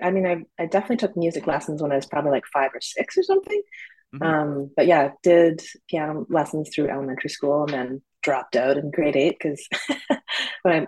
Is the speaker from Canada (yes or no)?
yes; Burnaby, British Columbia, Canada; also born or lived in Victoria, British Columbia; now in Vancouver, Canada; I grew up in Burnaby, actually.